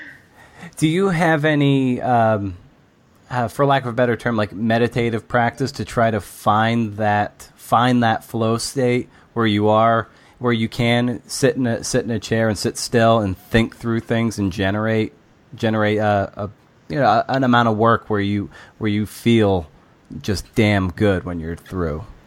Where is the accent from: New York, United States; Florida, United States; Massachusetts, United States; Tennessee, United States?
Massachusetts, United States; Lakeville; I grew up in Lakeville, which is right off 495